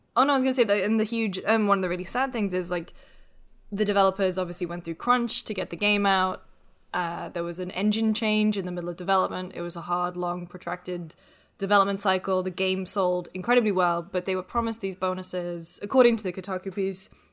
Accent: United Kingdom; I'm British.

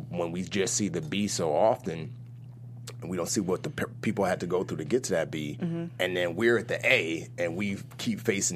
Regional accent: New York City, New York, United States; also born or lived in Nigeria; I grew up in the Bronx

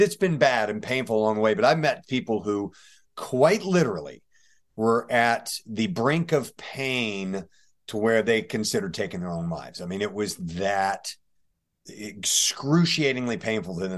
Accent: St. Louis, Missouri, United States; also born or lived in Tennessee / Greenwood, South Carolina; I did most of my growing up in, uh, Saint Louis, Missouri

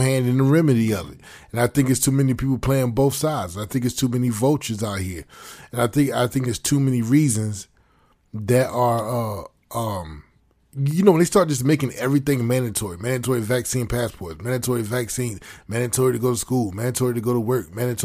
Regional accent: United States; as foundational Black Americans

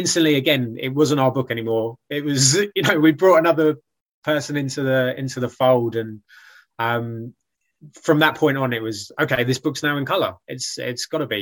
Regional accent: United Kingdom; I'm like a British writer

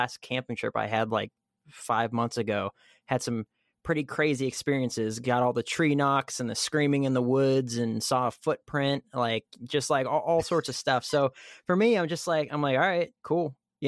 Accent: Fresno, California, United States; And so I grew up in Fresno, and yeah, definitely would have been meth in Fresno.

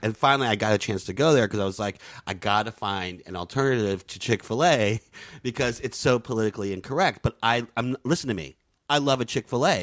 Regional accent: Southeast, United States; moved away; also born or lived in Florida / Louisiana / New York; I, I grew up in the Southeast, Florida and Louisiana.

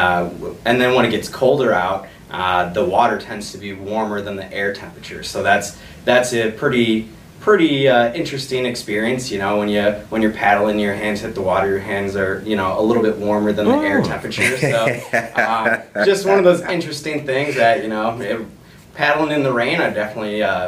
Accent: Aurora, Illinois, United States; also born or lived in Geneva, Illinois / Ely, Minnesota; I was born in Geneva at Delmore, and I was raised here in Aurora, over by Kirk and Butterfield.

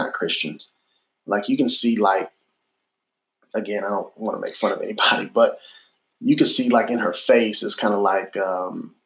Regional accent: Illinois, United States; also born or lived in Boston; now in Memphis, United States; when I grew up in Illinois or when we lived in Boston

